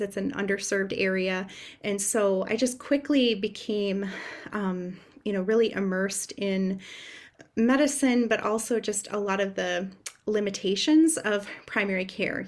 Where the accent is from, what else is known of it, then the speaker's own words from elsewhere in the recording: Upper Michigan, United States; I'm originally from Upper Michigan